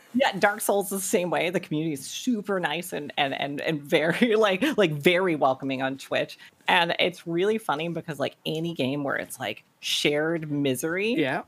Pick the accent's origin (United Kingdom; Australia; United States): United States; North Carolina; I actually grew up in South Carolina, but very, very early on moved to North Carolina. Pretty much lived here all my life